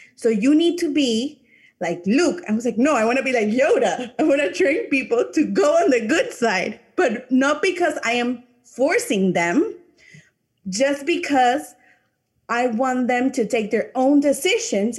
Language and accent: English; Panama; first language English; I'm from a Latin country, I'm from Panama